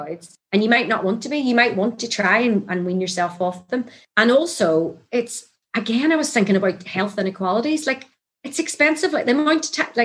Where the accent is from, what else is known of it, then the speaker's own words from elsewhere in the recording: Northern Ireland, United Kingdom; moved away as an adult; I come over from Ireland